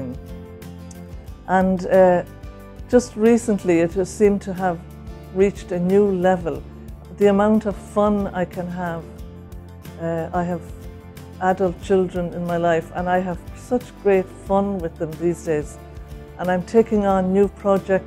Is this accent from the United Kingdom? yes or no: no; Ireland; I'm from Ireland.